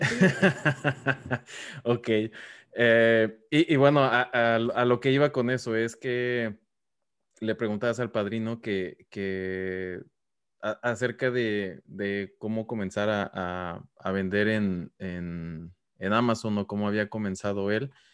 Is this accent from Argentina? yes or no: no; Mexico; now in United States; porque nosotros somos mexicanos también